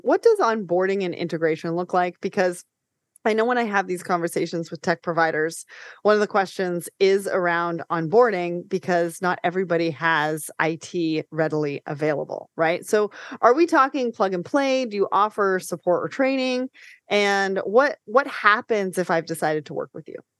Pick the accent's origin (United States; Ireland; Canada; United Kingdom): Canada; I'm Canadian